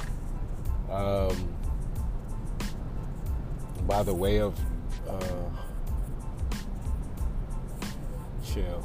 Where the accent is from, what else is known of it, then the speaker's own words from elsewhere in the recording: New York City, New York, United States; moved away; Currently driving back from my hometown, Staten Island, New York.